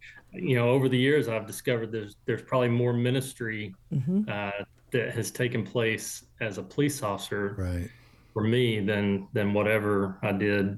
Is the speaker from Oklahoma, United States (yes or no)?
no; Corsicana, Texas, United States; I grew up here in Texas. I was born down in Texas City, so down on the coast, Galveston area. And then my family moved to the Corsicana area in 1970.